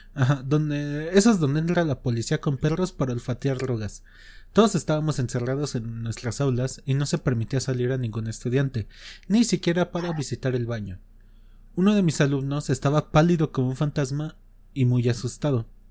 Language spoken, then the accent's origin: Spanish; Mexico